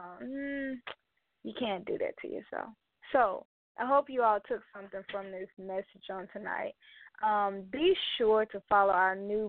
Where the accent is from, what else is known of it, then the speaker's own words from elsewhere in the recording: Mobile, Alabama, United States; my hometown, Mobile, Alabama